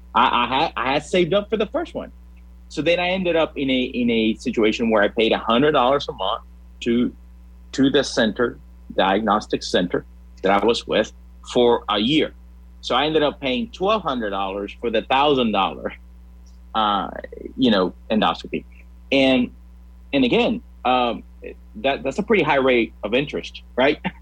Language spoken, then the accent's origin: English; Puerto Rico; also born or lived in Louisiana; now in Lincoln, United States; I'm originally from Puerto Rico